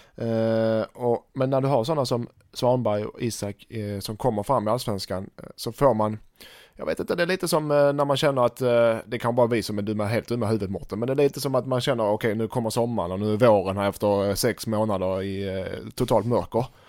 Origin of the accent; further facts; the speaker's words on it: Sweden; Som svensk